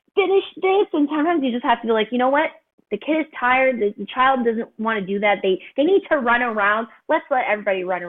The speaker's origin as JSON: {"language": "English", "town": "Montreal", "region": "Quebec", "country": "Canada", "said": "I'm originally from Montreal"}